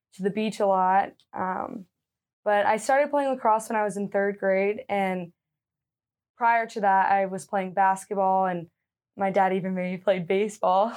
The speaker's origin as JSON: {"language": "English", "town": "Leonardtown", "region": "Maryland", "country": "United States", "moved": "yes", "said": "I am from Leonardtown, like you said, a small town in Maryland. I grew up playing all different sports."}